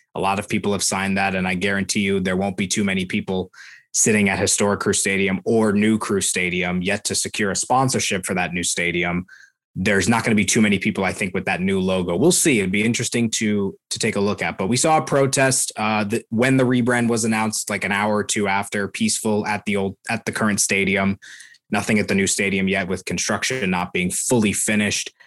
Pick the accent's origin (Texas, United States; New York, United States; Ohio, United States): Ohio, United States; Columbus; I was born in Columbus